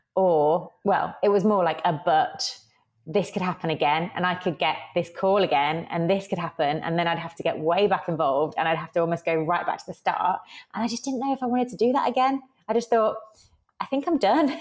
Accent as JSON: {"language": "English", "town": "Birmingham", "region": "West Midlands", "country": "United Kingdom", "tie": "born or raised there", "said": "I was actually in Birmingham, United Kingdom, my hometown"}